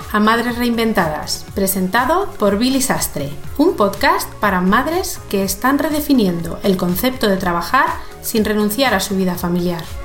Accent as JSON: {"language": "Spanish", "country": "Mexico", "said": "yo soy mexicana"}